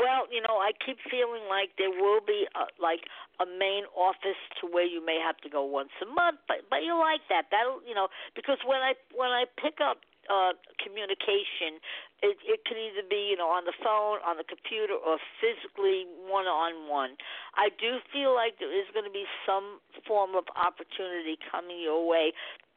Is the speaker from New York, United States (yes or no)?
yes; Long Island, New York, United States; I'm a Long Islander